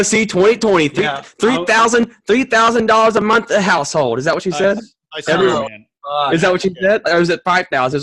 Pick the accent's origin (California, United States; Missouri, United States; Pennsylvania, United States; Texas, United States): Texas, United States; Southeast; we're from Southeast Texas